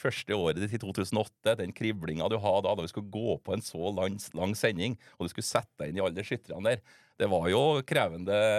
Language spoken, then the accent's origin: Norwegian; Steinkjer, Trøndelag, Norway; Det er jo der jeg kommer fra